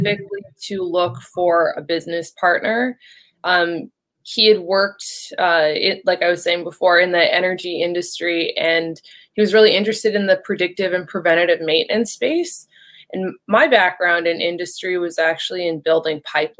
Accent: Canada; moved away as an adult; also born or lived in Shanghai; now in Houston, United States; I'm from Canada, so my energy experience came from Canada

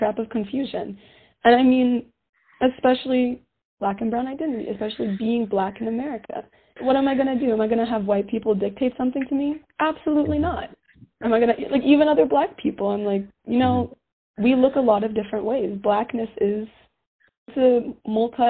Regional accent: Colorado Springs, Colorado, United States; also born or lived in Georgia; I grew up in the Springs most of my life

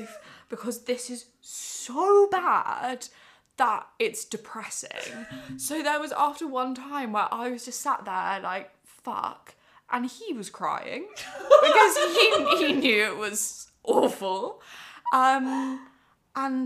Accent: Surrey, South East England, United Kingdom; also born or lived in Exeter; now in London, United Kingdom; I grew up in Surrey

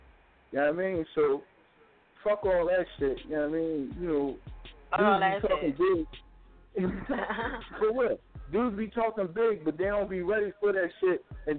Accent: Philadelphia, Pennsylvania, United States; Because I'm from North. North Philly in the building. Shout out North Philly.

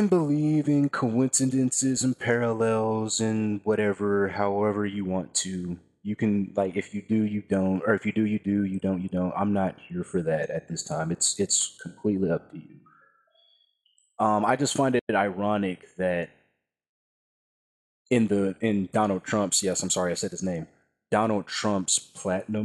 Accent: Texas, United States; from Texas

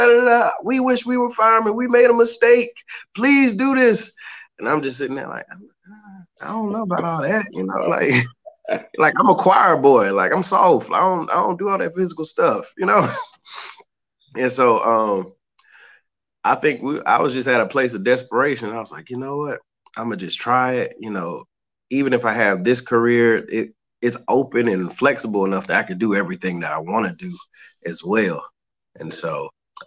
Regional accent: Charlotte, North Carolina, United States; I am originally from Charlotte, North Carolina. I still reside in Charlotte, North Carolina.

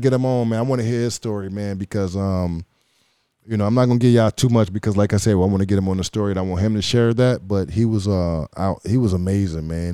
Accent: Chicago, Illinois, United States; Shout out to Illinois, man. That's my, um, home state. You know, I'm from Chicago

